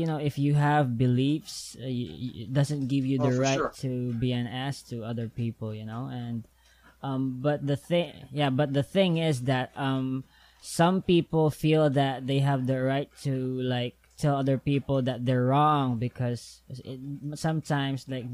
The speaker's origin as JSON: {"language": "English", "country": "Philippines", "said": "I'm from the Philippines"}